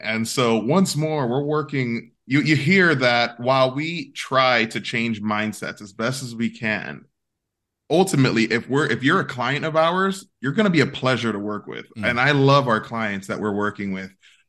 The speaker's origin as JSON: {"language": "English", "town": "New York City", "region": "New York", "country": "United States", "tie": "born or raised there", "also_born_or_lived": "Orlando", "moved": "yes", "said": "To Puerto Rican parents in the South Bronx, across the street from the Yankee Stadium on 161st, and then we moved to Orlando."}